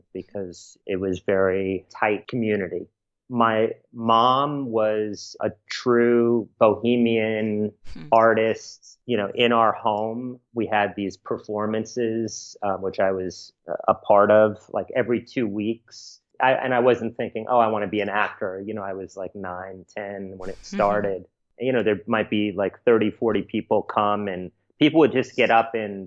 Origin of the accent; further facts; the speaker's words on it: New York City, New York, United States; also born or lived in Sag Harbor / Venice, California; I grew up primarily in the East Village in New York City